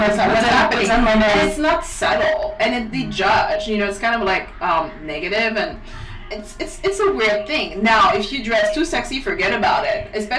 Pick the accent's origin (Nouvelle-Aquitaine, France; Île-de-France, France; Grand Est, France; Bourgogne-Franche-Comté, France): Île-de-France, France; Paris; also born or lived in Vélizy; now in New York, United States; I was born and raised in Paris